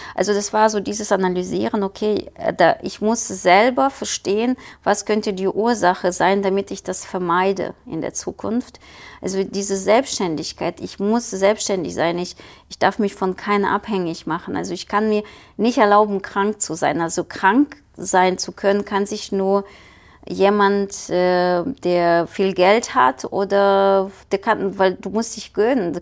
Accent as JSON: {"language": "German", "country": "Ukraine", "tie": "born or raised there", "also_born_or_lived": "Kyiv, Ukraine", "second_language": "German", "moved": "as an adult", "lives_now": "Düsseldorf, Germany", "said": "Ich bin geboren in der Ukraine"}